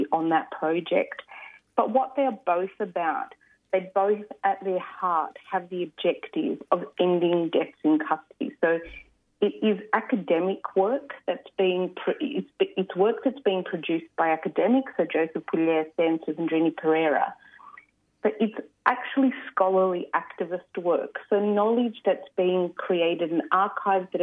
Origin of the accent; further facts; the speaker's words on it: Sydney, New South Wales, Australia; also born or lived in Adelaide, South Australia; I was born and raised on Gadigal land. I lived on Kaurna country, Adelaide, for 10 years